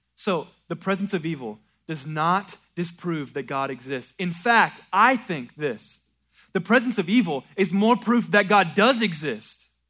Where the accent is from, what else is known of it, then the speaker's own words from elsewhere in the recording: American South, Southern United States, United States; American Southern Christians